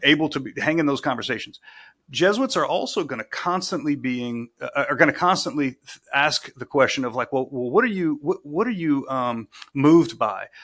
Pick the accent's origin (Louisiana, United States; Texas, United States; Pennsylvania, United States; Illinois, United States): Louisiana, United States; South; moved away as an adult; born and raised in South Louisiana